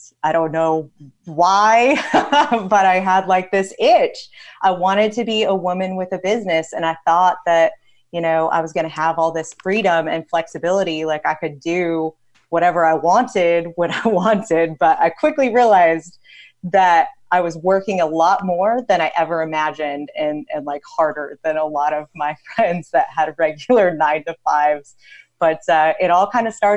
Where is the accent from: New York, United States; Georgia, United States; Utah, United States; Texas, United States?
Utah, United States; Northern; I grew up in suburbia in Northern Utah